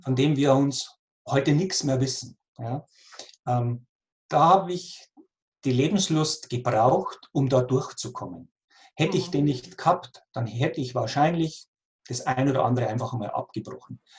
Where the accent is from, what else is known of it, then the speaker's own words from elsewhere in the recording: near Passau, Lower Bavaria, Germany; now in Austria; ich bin in Niederbayern geboren, in der Nähe von Passau, wie man vielleicht auch mhm. aus meinem Dialekt erkennt.